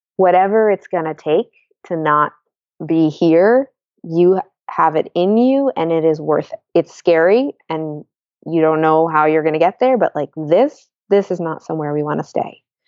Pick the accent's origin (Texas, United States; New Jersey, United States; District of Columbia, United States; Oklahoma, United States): District of Columbia, United States; Washington; now in Bay Area, United States; I grew up in Washington, D C